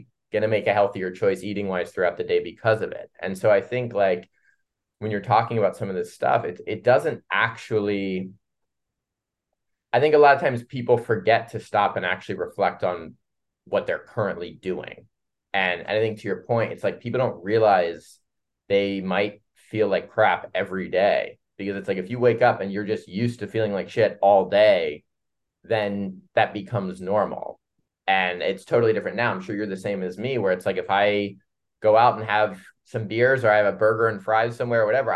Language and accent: English; Columbus, Ohio, United States; moved away; I'm from Midwest, Columbus, Ohio.